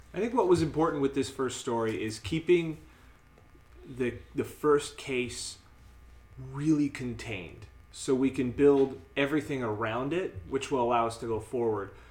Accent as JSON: {"language": "English", "town": "Winnipeg", "region": "Manitoba", "country": "Canada", "said": "we're from Winnipeg."}